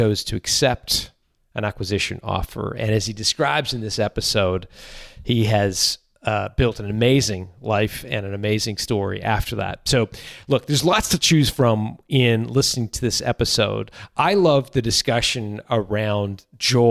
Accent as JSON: {"language": "English", "country": "Canada", "said": "I'm Canadian"}